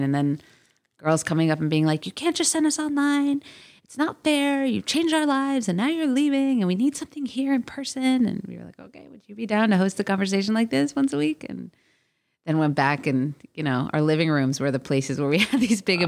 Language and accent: English; South Florida, United States; also born or lived in Boise, Idaho; now in Los Angeles, United States; I grew up in South Florida